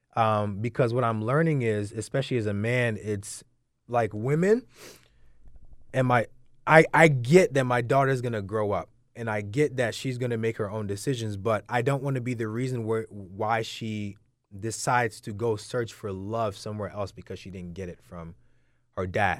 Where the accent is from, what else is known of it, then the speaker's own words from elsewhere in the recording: London, United Kingdom; coming from a Nigerian background, so I was born in London